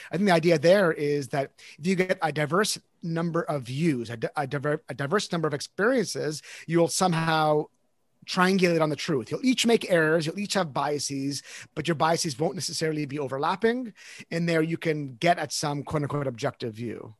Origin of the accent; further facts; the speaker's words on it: Canada; I'm Canadian